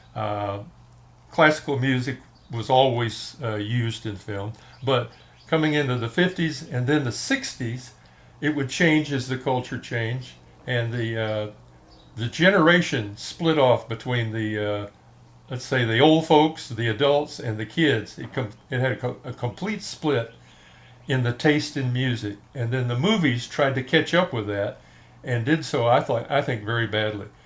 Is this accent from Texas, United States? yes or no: yes; Fort Worth, Texas, United States; also born or lived in Detroit, Michigan; I was raised in Fort Worth, Texas. I was born in Detroit, Michigan